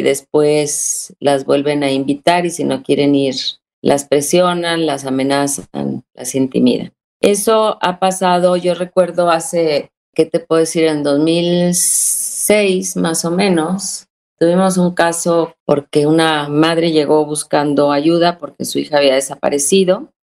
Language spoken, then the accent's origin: Spanish; Monterrey, Nuevo León, Mexico